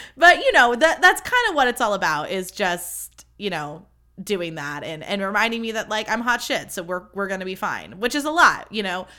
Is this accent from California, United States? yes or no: yes; Livermore, California, United States; I'm from Livermore, California